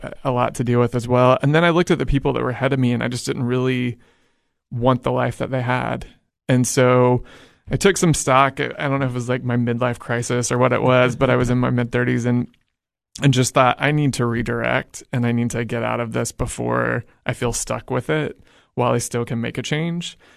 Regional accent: Edmond, Oklahoma, United States; moved away as an adult; I'm originally from Edmond, Oklahoma

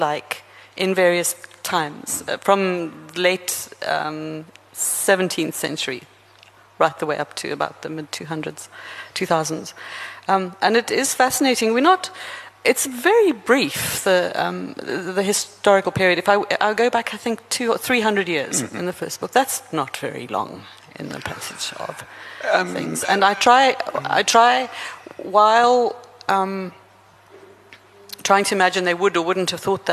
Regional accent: South Africa; I'm South African

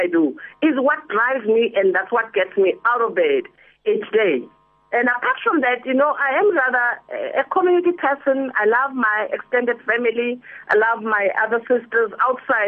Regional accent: Manzini, Eswatini; also born or lived in Soweto, South Africa / Botswana; now in South Africa; Yes, I was born in Pimble in Soweto, but when I was under a year old, my parents emigrated to Swaziland. So I grew up in Manzini, Swaziland

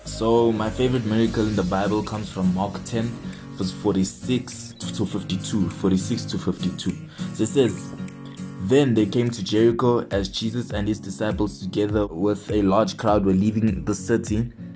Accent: Johannesburg, Gauteng, South Africa; I'm from Johannesburg, South Africa.

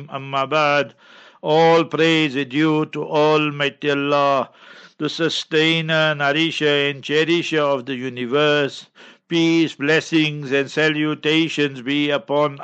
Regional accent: Heidelberg, Gauteng, South Africa; moved away; I will be in Heidelberg, my hometown

